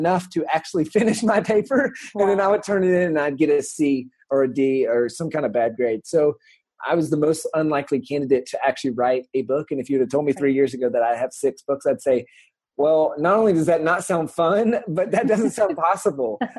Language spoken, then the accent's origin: English; the South, United States; I'm from the South.